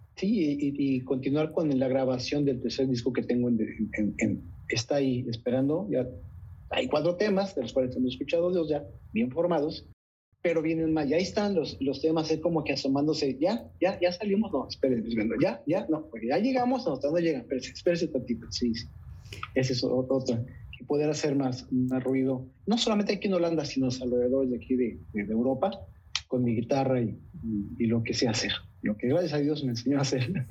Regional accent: Coahuila, Mexico; moved away as an adult; also born or lived in Montenegro; now in Netherlands; en mi tierra

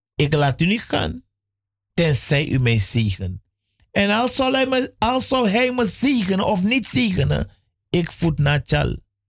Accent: Suriname; ik ben in Suriname geboren

